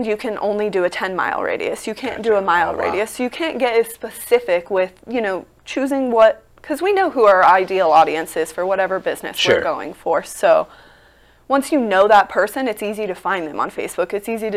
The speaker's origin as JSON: {"language": "English", "region": "Nevada", "country": "United States", "tie": "born or raised there", "said": "I'm from Nevada. I'm not Vegas local, but I am Nevada native"}